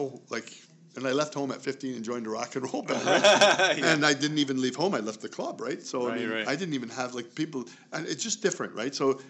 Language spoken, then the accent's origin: English; Canada; my parents immigrated to Canada.